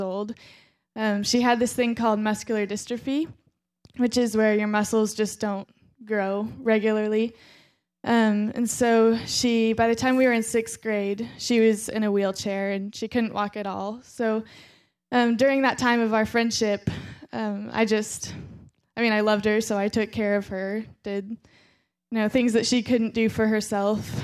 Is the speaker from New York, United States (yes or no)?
no; Fort Scott, Kansas, United States; also born or lived in Joplin, Missouri; when I was eight years old, I moved from Joplin, Missouri to Fort Scott, Kansas